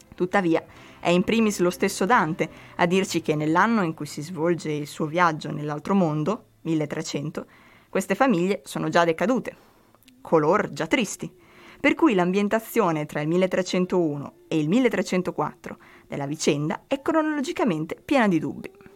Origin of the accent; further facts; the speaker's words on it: Emilia-Romagna, Italy; Dalle nostre parti, però, cari romagnoli